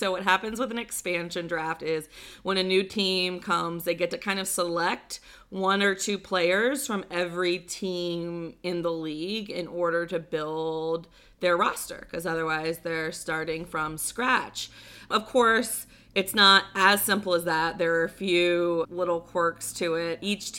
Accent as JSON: {"language": "English", "region": "the South", "country": "United States", "said": "In the South we call them toboggans."}